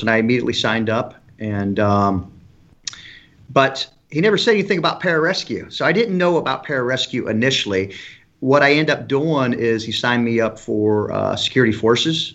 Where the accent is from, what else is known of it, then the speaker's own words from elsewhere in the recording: Elkhart, Indiana, United States; moved away as an adult; I grew up in Elkhart, Indiana, close to South Bend, Indiana